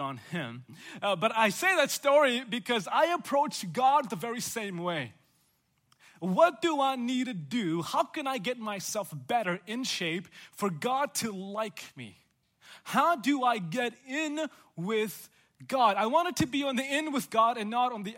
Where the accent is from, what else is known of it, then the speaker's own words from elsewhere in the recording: South India, India; also born or lived in Chicago, Illinois / Oklahoma; now in Chattanooga, United States; I grew up in South India